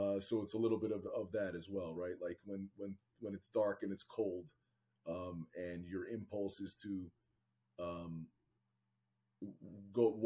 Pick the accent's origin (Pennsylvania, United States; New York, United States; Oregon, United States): Pennsylvania, United States; Northeast; now in New Jersey, United States; I grew up in Northeast Pennsylvania